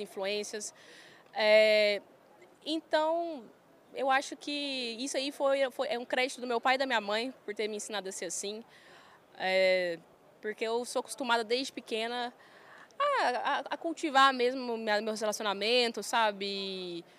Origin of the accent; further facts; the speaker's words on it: Goiânia, Goiás, Brazil; accent: goiano, roceirão; eu fui criada ali em Goiânia, bem perto da minha família